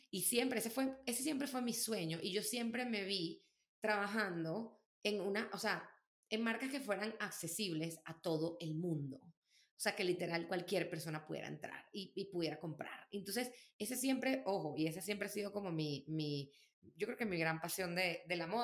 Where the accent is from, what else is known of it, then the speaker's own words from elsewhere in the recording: Venezuela; yo soy bien venezolana